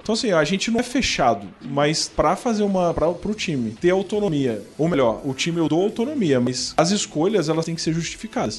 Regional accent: Rio de Janeiro, Brazil; now in São Paulo, Brazil; eu sou do Rio

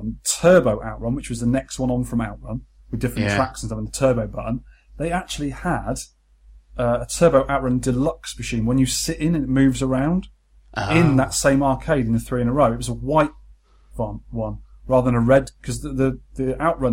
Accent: Weymouth, South West England, United Kingdom; growing up in Weymouth, seaside town with 12 arcades

